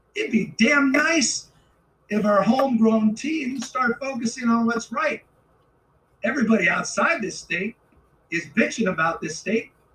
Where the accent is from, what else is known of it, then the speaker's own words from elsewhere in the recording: California, United States; as a Californian